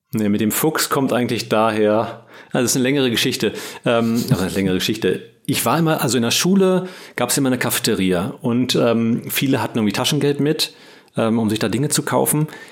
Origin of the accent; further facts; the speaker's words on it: Berlin, Germany; ich bin Berliner, äh, mein Leben lang in Berlin gewesen, hier aufgewachsen und geboren